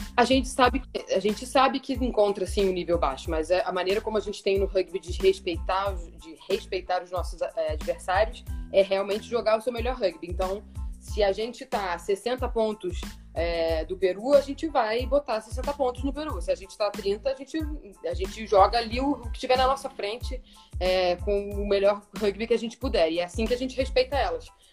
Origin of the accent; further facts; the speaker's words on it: Rio de Janeiro, Brazil; eu era a única carioca do time